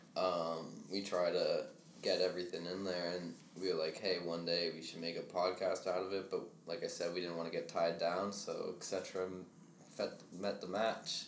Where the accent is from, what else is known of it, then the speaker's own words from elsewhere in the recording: United States; we're from Rhode Island, Massachusetts